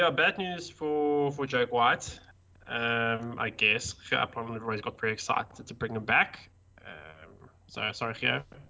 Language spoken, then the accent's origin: English; South Africa; first language English; as a South African that I barely speak any other language apart from English.